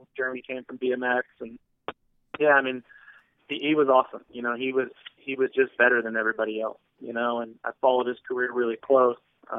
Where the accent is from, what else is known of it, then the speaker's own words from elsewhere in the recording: Florida, United States; me and James are the same age and we grew up in Florida racing together.